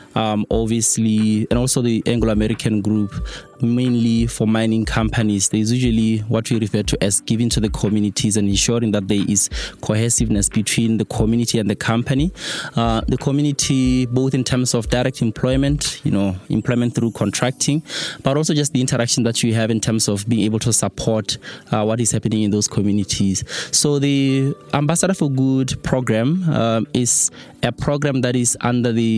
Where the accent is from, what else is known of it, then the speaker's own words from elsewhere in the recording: Botswana; moved away; I come from Mzimutlhabe.